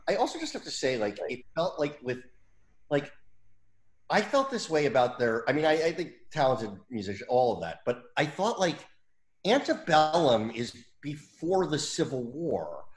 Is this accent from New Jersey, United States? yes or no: yes; New Jersey, United States; when I was growing up in New Jersey. I'm from Jersey